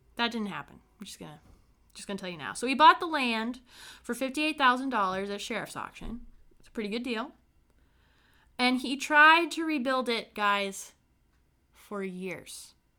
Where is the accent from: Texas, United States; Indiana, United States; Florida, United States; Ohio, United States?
Indiana, United States; Brown County; I'm from a small town called Brown County in Indiana